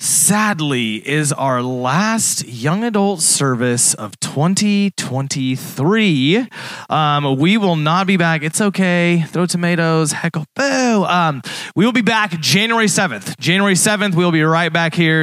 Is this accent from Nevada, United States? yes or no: no; Texas, United States; now in Springfield, United States; I'm from Texas